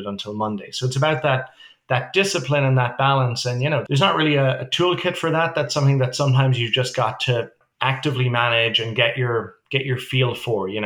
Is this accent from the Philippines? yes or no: no; Ireland; also born or lived in New York City, United States; now in Toronto, Canada; we're obviously originally from Ireland